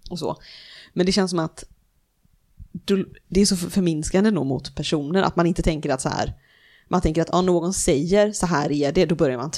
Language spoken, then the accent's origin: Swedish; Sweden; de vet ju att jag är svensk